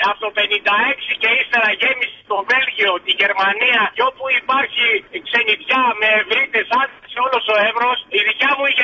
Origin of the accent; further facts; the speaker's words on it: Alexandroupoli, Eastern Macedonia and Thrace, Greece; moved away; Την ιδιαίτερη πατρίδα μου, στη γενέτειρά μου, στον Εύρο